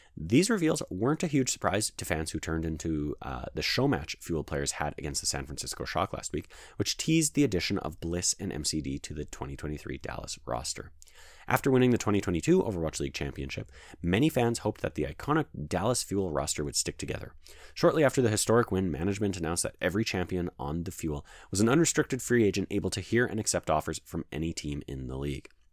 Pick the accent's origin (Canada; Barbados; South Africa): Canada; Calgary, Alberta; I am Canadian and I live in Canada